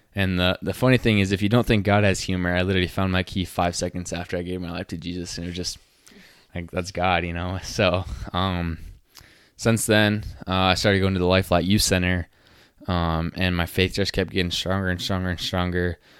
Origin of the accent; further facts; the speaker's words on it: Utah, United States; now in South Dakota, United States; growing up in Utah, it's very known for being Mormon. So I grew up, grew up in the Mormon church